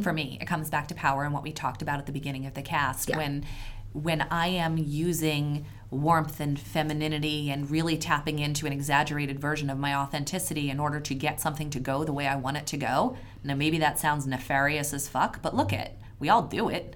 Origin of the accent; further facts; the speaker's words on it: Philadelphia, Pennsylvania, United States; now in New England, United States; I live in New England, but I'm originally from Philadelphia.